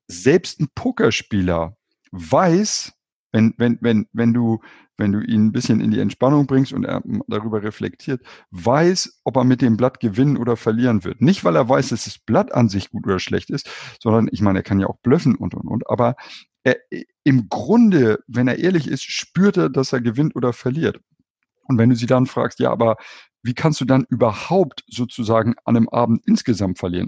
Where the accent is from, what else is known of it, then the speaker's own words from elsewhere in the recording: Hamburg, Germany; tatsächlich bin ich in Hamburg geboren und auch in Hamburg aufgewachsen